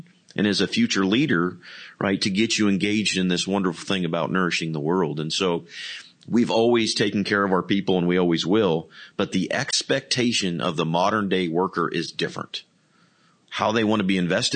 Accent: Iowa, United States; I'm from Iowa

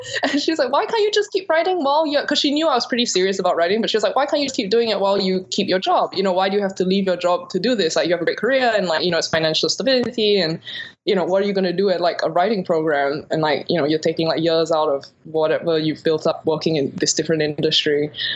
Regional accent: Singapore; moved away as an adult; also born or lived in New York, United States / London, United Kingdom; I grew up in Singapore and I left when I was about 18 for college

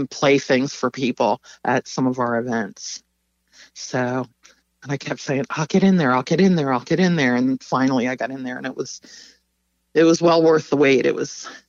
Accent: Philadelphia, Pennsylvania, United States; growing up in Philly and having the Philly sound be a part of who we all were as kids.

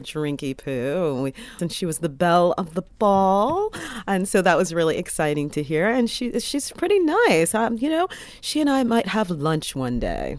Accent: United States; as an American

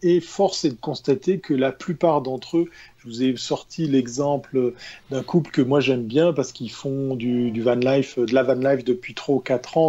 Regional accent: Switzerland; chez nous en Suisse

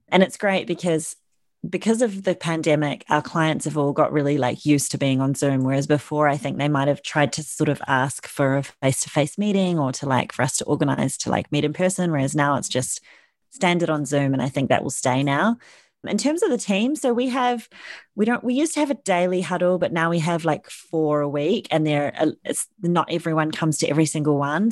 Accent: New Zealand; moved away as an adult; now in London, United Kingdom; I'm originally from New Zealand

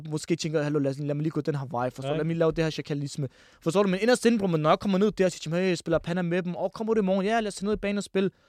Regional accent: Ishøj, Capital Region of Denmark, Denmark; ned, bro, til de unge, der hvor jeg voksede op.

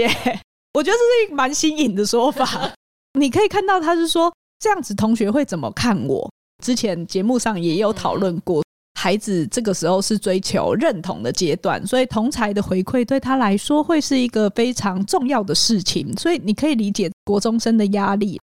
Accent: Hualien County, Taiwan; 我在花莲长大，我觉得我们那个时候的孩子很多是跟着父母工作的

